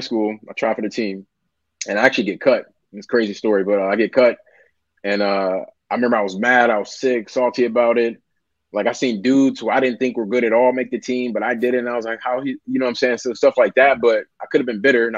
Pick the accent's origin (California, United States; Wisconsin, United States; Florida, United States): Wisconsin, United States; Milwaukee; moved away; Originally, I'm from Milwaukee, Wisconsin, up north